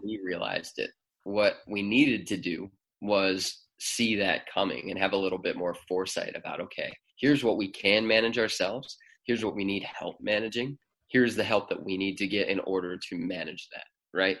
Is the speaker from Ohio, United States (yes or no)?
yes; Cleveland, Ohio, United States; moved away as an adult; also born or lived in Nashville, Tennessee / Athens, Ohio; We're both originally from Cleveland and we're back in Cleveland now